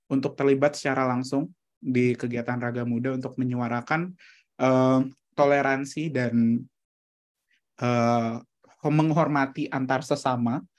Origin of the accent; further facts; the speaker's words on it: Surakarta, Central Java, Indonesia; lahir di Solo, besar di sana juga.